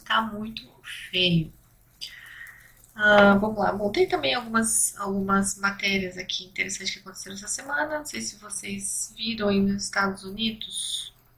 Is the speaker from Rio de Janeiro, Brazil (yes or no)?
no; São Paulo, Brazil; eu sou de São Paulo